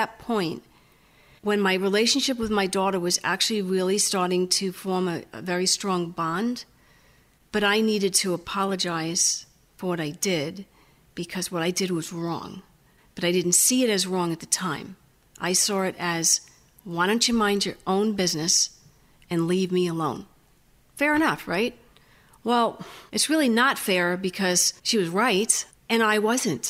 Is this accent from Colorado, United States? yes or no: no; New York, United States; moved away; I'm from New York